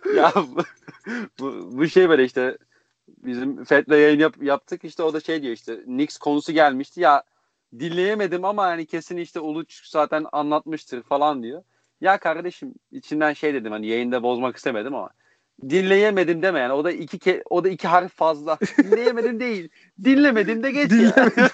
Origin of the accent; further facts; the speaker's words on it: Konya, Turkey; now in Belgium; Konyalı olduğumu